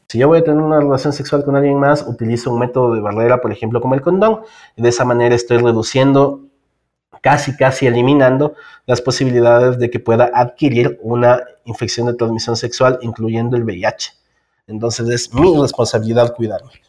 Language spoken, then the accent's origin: Spanish; Ecuador; also born or lived in Quito; soy eh, del Ecuador, vivo en Quito